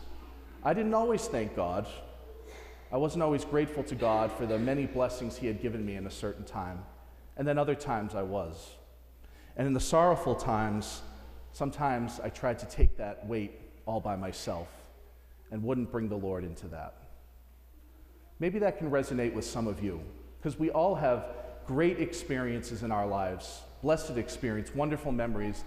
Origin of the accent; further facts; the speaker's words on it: Natick, Massachusetts, United States; I'm from Natick, I knew a lot of these families